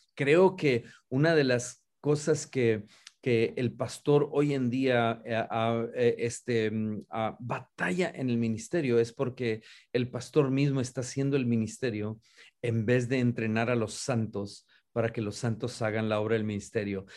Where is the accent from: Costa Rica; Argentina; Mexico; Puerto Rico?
Mexico; Río Bravo, Tamaulipas; also born or lived in San Antonio, Texas; now in Dallas, United States; originalmente nacido y criado en Río Bravo, Tamaulipas, México